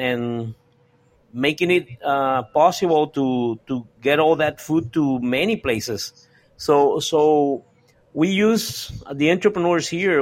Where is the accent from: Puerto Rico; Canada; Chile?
Puerto Rico; I was born here in Puerto Rico